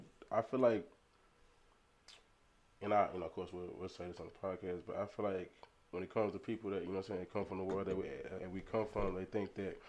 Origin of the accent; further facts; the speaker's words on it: Arlington, Texas, United States; also born or lived in Baltimore, Maryland; So I was born in Baltimore, Maryland. I stayed there till about 2000. Then when I came to Texas, I came to Arlington first. I was on the east side. I live right across from San Houston, on Limestone, Timberview